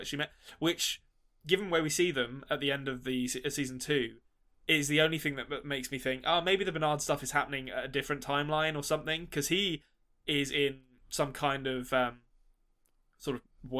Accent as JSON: {"language": "English", "region": "London", "country": "United Kingdom", "moved": "yes", "said": "as a Londoner."}